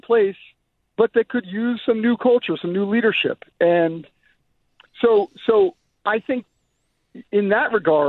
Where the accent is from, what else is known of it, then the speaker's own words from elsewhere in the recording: New Jersey, United States; Hey, I'm from New Jersey, too, but she's a little different.